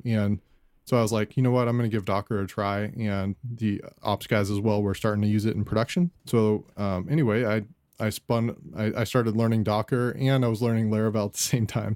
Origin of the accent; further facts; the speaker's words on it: Scottsdale, Arizona, United States; I'm from Scottsdale, Arizona, uh, grew up here in Arizona